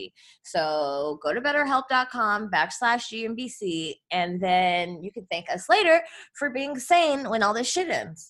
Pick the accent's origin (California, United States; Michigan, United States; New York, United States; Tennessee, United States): California, United States; Los Angeles; Erica and I are from the Valley, which is a suburb of Los Angeles